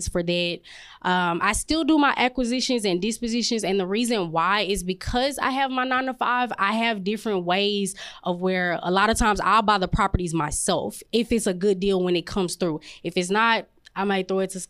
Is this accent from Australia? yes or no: no; Dallas, Texas, United States; I'm from South Dallas, so we just moved back.